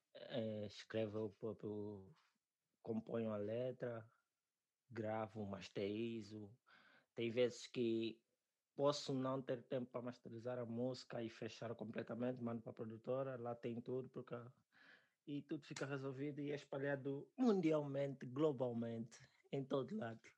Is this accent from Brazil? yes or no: no; Angola; also born or lived in Namibia / South Africa / China; now in Portugal; sou angolano